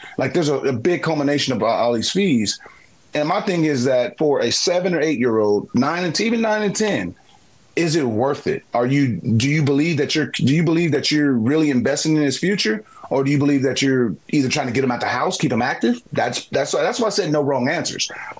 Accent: Baltimore, Maryland, United States; I grew up in Jackie Robinson YMCA. I grew up at Willie Henderson Park Recreation Center.

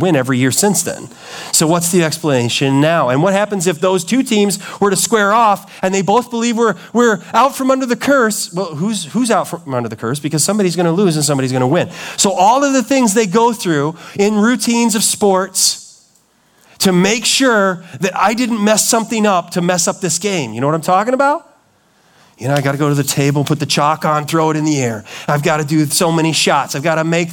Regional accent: Chicago, Illinois, United States; I grew up in the Chicago area

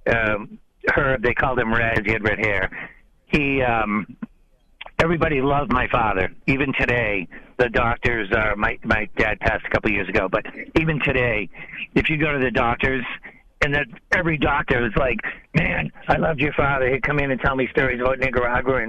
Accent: New England, United States; I'm from New England

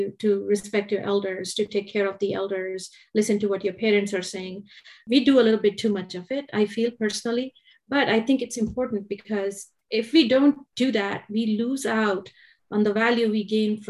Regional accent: India; moved away as an adult; now in Bar Harbor, United States; I was born in India. I was raised there, and I moved to the U.S. when I was 24 years old.

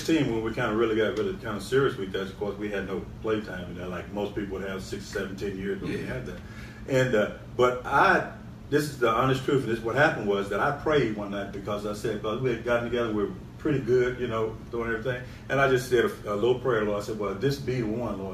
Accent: Monroe, Louisiana, United States; We're both born in Monroe, Louisiana, and lived just around a block from each other

